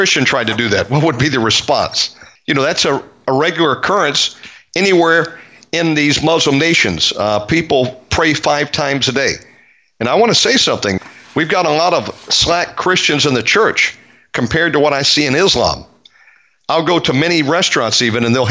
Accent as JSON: {"language": "English", "country": "United States", "moved": "yes", "lives_now": "Bali, Indonesia", "said": "I'm notified as an American abroad"}